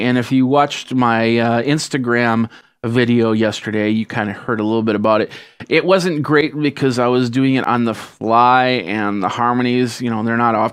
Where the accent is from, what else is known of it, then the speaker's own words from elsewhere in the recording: Midwest, United States; I am from the Midwest